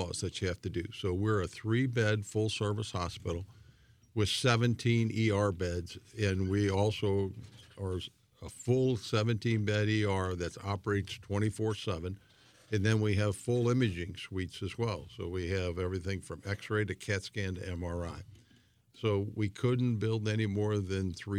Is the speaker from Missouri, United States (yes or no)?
yes; St. Louis, Missouri, United States; I grew up in North City